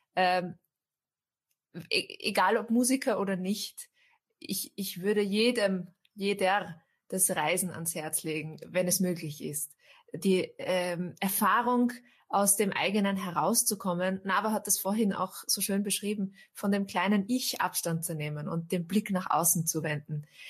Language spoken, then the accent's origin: German; Austria; ich bin Österreicherin, ich bin hier geboren, meine Großeltern waren schon hier